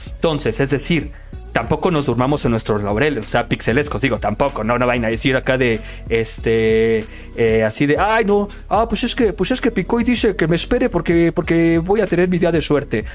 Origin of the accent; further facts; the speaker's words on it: Mexico; como mexicanos